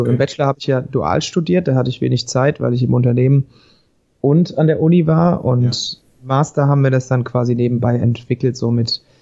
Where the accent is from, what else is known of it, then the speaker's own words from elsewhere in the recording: Schotten, Hesse, Germany; now in Giessen, Germany; Ich bin 31, äh, wohne in Gießen, komme ursprünglich aus Schotten im Vogelsbergkreis, wohne jetzt aber schon seit über zehn Jahren in Gießen.